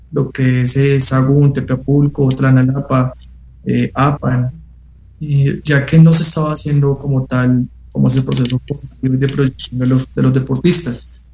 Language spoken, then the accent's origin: Spanish; Colombia; now in Mexico; soy colombiano. Como buen colombiano